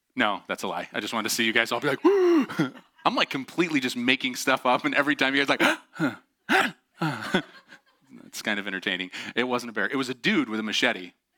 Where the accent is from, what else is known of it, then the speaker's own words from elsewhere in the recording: Syracuse, New York, United States; I grew up just outside of Syracuse